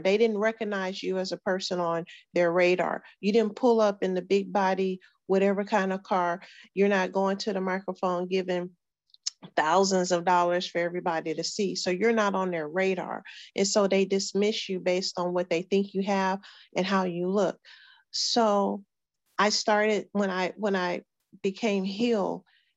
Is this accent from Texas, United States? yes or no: yes; Houston, Texas, United States; we were growing up in Sunnyside